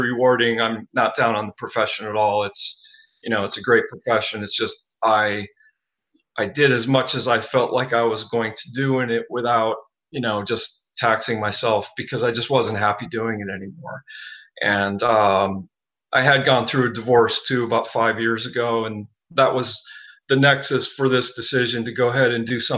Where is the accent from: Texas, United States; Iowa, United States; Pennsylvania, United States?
Pennsylvania, United States; Wilkes-Barre; I grew up in northeastern Pennsylvania, you know, middle-class family. I grew up in the country and I was born in a town called Wilkes-Barre